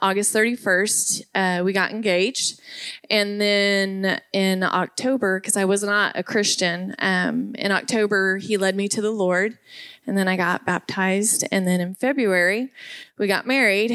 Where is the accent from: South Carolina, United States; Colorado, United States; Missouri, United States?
Missouri, United States; Springfield; I grew up in the Springfield area, graduated from Parkview and went to MSU